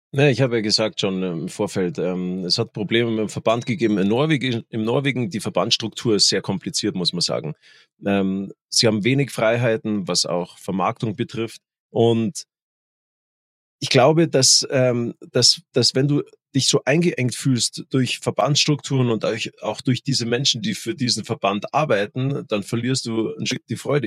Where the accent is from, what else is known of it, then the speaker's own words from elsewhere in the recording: Germany; Bei uns in Deutschland